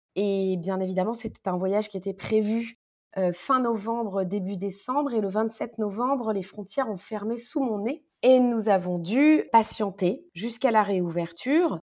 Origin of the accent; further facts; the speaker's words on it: Paris, Île-de-France, France; also born or lived in Morocco; en tant que parisienne